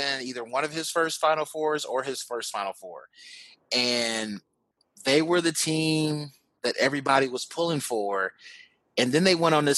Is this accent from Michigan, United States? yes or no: yes; Michigan, United States; I grew up in Michigan